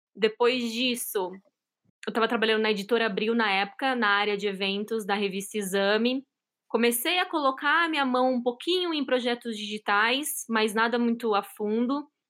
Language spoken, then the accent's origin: Portuguese; São Paulo, Brazil; moved away as an adult; now in Boston, United States; Atualmente eu moro em Boston, em Massachusetts. Eu sou de São Paulo, já estou aqui nos Estados Unidos faz quatro anos